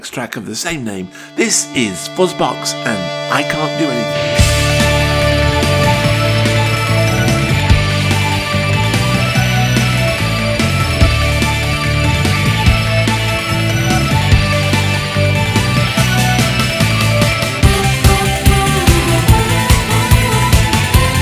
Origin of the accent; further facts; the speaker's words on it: Salford, North West England, United Kingdom; my hometown in Salford